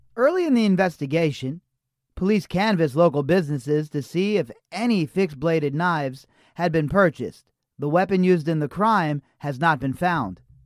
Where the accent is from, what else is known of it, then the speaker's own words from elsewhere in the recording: Las Vegas, Nevada, United States; I'm in Las Vegas. I grew up in Las Vegas